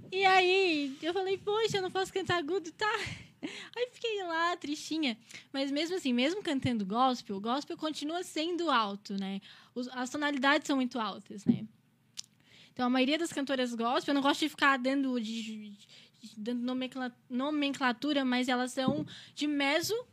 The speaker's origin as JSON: {"language": "Portuguese", "town": "Criciúma", "region": "Santa Catarina", "country": "Brazil", "said": "Sim, eu moro no São Luís, nasci em Criciúma, Santa Catarina, né? Sou criciumense."}